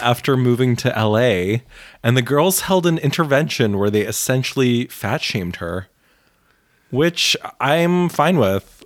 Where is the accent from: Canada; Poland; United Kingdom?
Poland; Bialystok, Podlaskie Voivodeship; now in New York, United States; I was born in Bialystok